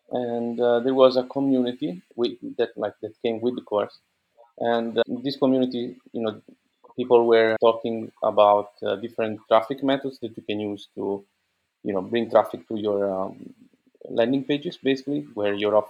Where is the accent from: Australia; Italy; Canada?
Italy; I'm an entrepreneur from Italy